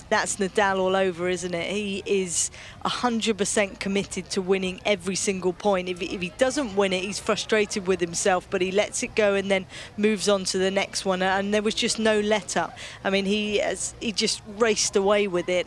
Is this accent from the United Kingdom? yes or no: yes; United Kingdom; being a Brit